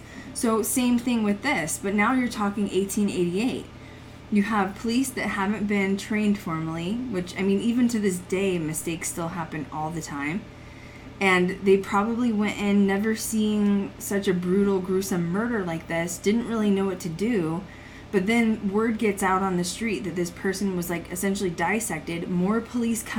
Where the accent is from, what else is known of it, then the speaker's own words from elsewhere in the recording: Colorado, United States; I grew up in Colorado